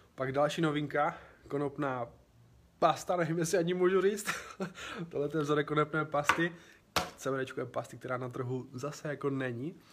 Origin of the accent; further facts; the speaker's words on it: Czechia; všichni tři jsme z Česka